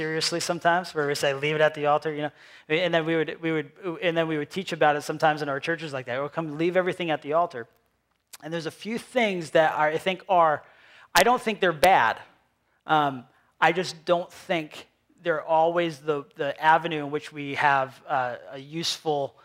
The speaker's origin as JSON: {"language": "English", "town": "Cumberland", "region": "Rhode Island", "country": "United States", "tie": "born or raised there", "also_born_or_lived": "Pennsylvania", "accent": "New England", "moved": "as an adult", "said": "I grew up here in Cumberland, Rhode Island, and then I moved to Pennsylvania, and then I moved back here with my family 3 years ago."}